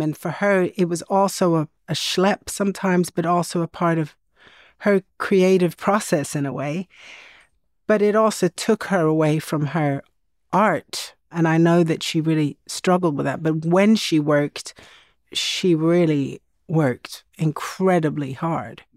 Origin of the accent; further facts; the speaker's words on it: Sweden; growing up in Sweden in the seventies